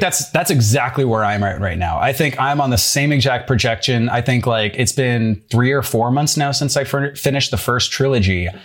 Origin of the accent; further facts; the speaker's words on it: St. Cloud, Minnesota, United States; moved away as an adult; now in Brooklyn, United States; I'm from Saint Cloud, Minnesota